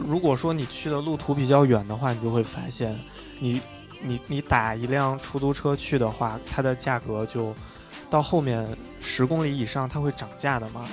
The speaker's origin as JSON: {"language": "Chinese", "region": "northern China", "country": "China", "moved": "as an adult", "lives_now": "Jinhua, China", "said": "因为我是北方人嘛"}